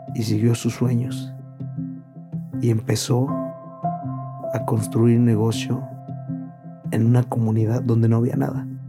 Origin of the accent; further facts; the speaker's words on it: Villa de Reyes, San Luis Potosí, Mexico; now in San Luis Potosí, Mexico; Actualmente ahorita es San Luis Potosí, pero yo soy de Villa de Reyes